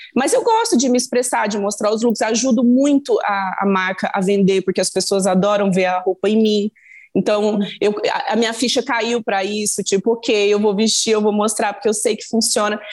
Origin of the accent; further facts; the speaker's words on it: Minas Gerais, Brazil; eu sou mineira de um jeito